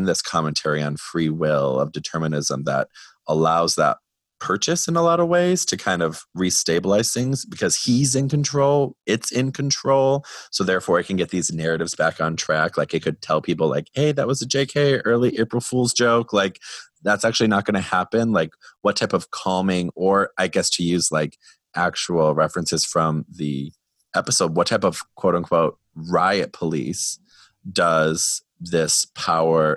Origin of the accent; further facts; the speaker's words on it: Wisconsin, United States; I'm from Wisconsin